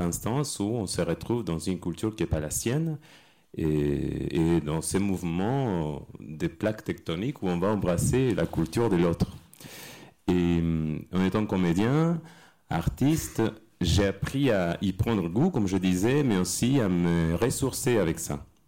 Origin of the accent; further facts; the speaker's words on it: Argentina; French is a second language; now in France; Je viens d'Argentine et je suis arrivé en France